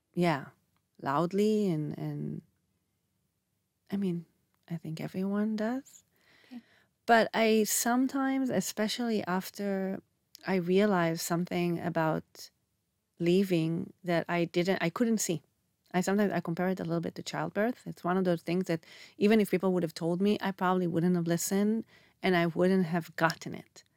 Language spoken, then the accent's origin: English; Israel; moved away as an adult; also born or lived in Canada; if in Canada I was too Israeli, then I come here and I'm too Canadian